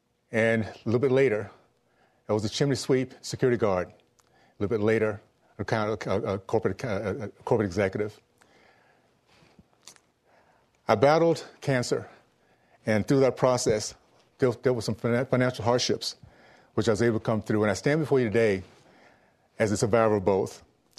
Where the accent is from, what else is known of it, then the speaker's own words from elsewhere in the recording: Tallahassee, Florida, United States; moved away as an adult; now in Utah, United States; I have a very unique American story. I grew up in the Deep South, Tallahassee, days of segregation in the KKK. At 12 years old, I was marching in front of an all-white movie theater just because I could not go there.